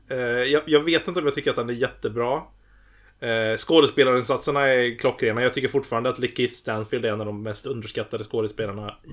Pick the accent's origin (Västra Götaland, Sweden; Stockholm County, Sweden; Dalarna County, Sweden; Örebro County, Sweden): Västra Götaland, Sweden; Gothenburg; Eh, jag är från Göteborg.